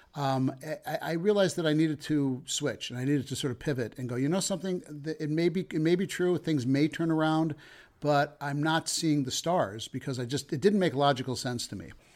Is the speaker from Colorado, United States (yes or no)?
yes; Denver, Colorado, United States; moved away as an adult; also born or lived in Chicago; I'm from Denver originally